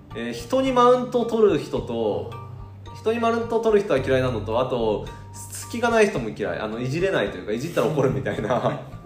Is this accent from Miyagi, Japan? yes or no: no; Niigata, Japan; born or raised there; moved away